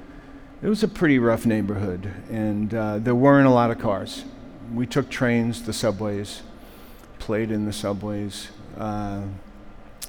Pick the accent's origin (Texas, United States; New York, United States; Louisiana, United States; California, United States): New York, United States; New York City; moved away as an adult; I grew up in New York, in the city, the Lower East Side of Manhattan.